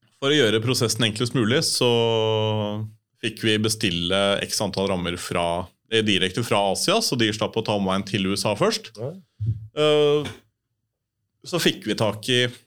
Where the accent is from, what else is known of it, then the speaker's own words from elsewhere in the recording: Oslo, Norway; jeg vokste opp på Hovseter